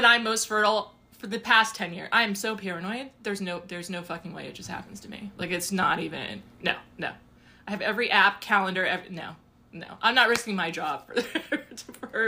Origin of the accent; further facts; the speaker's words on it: United States; I'm from the States, I'm African-American.